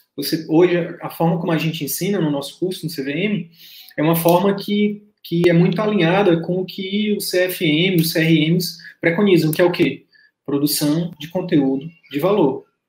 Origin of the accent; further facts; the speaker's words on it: Northeast Region, Brazil; eu, sou nordestino